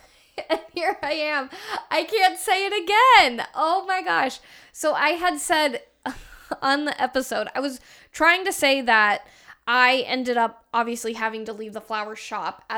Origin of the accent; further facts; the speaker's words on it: Tucson, Arizona, United States; moved away as an adult; now in Phoenix area, United States; Growing up in Tucson